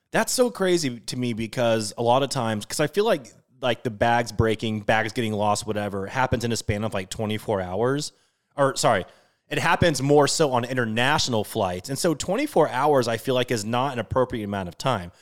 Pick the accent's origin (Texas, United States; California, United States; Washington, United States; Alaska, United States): Washington, United States; So I'm from Washington State. I'm a Seattle diehard, everything.